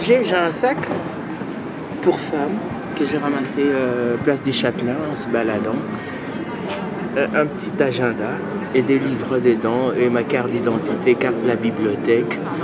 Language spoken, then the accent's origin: French; DR Congo; moved away as an adult; now in Belgium; Je suis originaire de l'Afrique centrale, à l'est euh, de l'ex-Zaïre